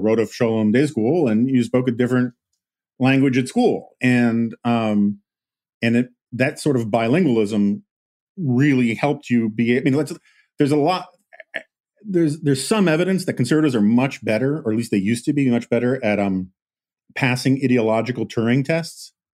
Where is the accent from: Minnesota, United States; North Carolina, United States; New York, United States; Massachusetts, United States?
New York, United States; New York City; growing up in New York City